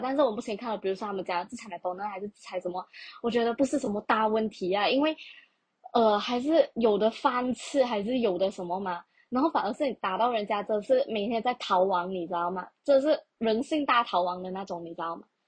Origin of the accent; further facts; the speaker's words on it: Malaysia; 首先我是一个马来西亚人，再者我是华人